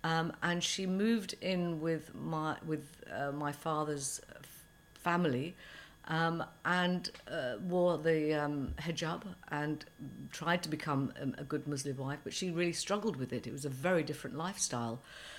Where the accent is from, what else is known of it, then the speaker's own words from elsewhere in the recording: England, United Kingdom; first language Persian; English is a second language; also born or lived in Iran; When I arrived in England, when I was about three, I didn't speak a word of English.